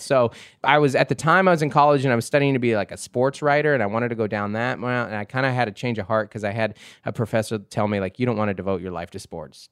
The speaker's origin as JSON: {"language": "English", "town": "Seattle", "region": "Washington", "country": "United States", "tie": "born or raised there", "said": "I grew up in Seattle in the nineties"}